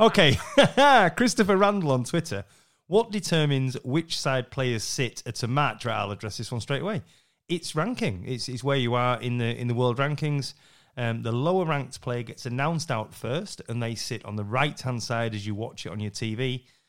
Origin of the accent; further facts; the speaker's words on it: Yorkshire and the Humber, United Kingdom; I'm, I'm half Scottish, I'm a Yorkshireman